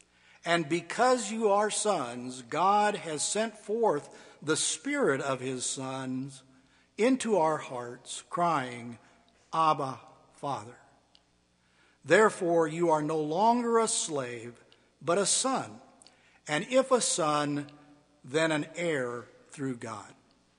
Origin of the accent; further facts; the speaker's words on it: Ecuador; now in United States; As a child and a teenager growing up in Ecuador, I felt accepted. But as an adult married to an American woman, I was treated like any other gringo.